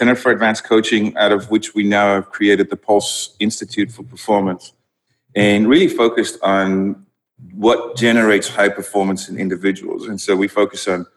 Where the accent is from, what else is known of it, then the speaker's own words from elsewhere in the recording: South Africa; first language Dutch; English is a second language; moved away as an adult; also born or lived in Netherlands; I grew up in South Africa